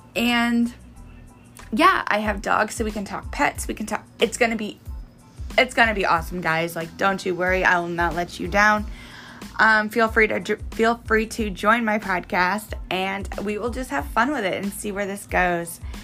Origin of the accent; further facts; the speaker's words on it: Missouri, United States; I'm from Missouri